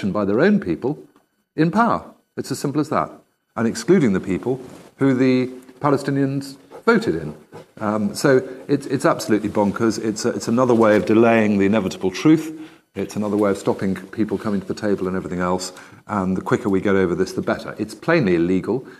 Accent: United Kingdom; I grew up in the United Kingdom

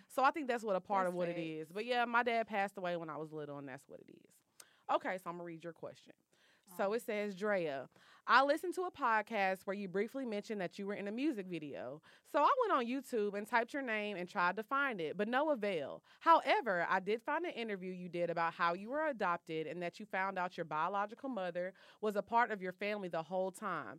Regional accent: Texas, United States; also born or lived in California; I was born in California. My dad passed away. So me, my mom, my sister, we moved back to Texas.

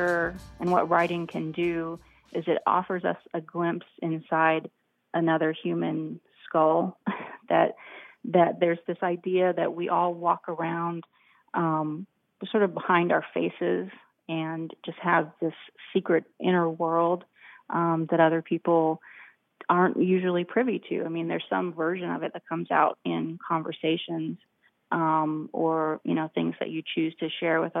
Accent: United States; as an American

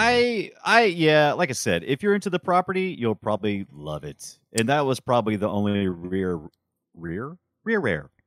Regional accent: United States; as an American

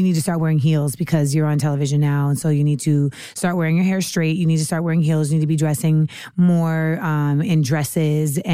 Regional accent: United States; moved away; also born or lived in Los Angeles, California / Orlando, Florida / New York / Caribbean (West Indian ancestry); I grew up in LA and Orlando, but I think I really became like the person I am now a lot in New York.

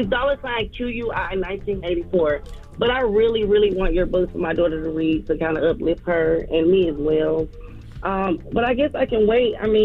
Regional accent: Atlanta, Georgia, United States; now in Forest Park, United States; Well, I grew up in East Atlanta, and now I live in Forest Park.

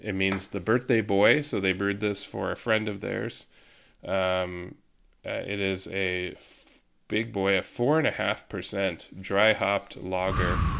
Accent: Yakima Valley, Washington, United States; moved away; I'm from the Yakima Valley and I have family there still

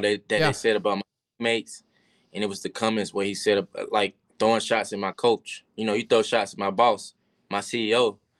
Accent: Georgia, United States; I had a lot of family there. I'm from Georgia.

